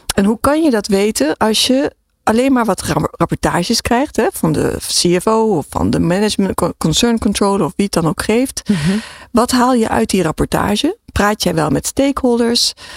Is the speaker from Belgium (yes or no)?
no; Philippines; ik ben in de Filipijnen geboren